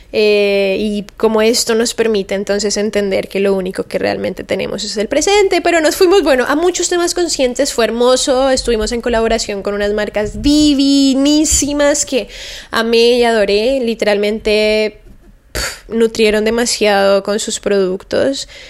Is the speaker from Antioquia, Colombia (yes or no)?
no; Cali, Valle del Cauca, Colombia; moved away as an adult; now in Miami, United States; mi ciudad natal y en donde he vivido la gran parte de mi vida es Cali, Colombia.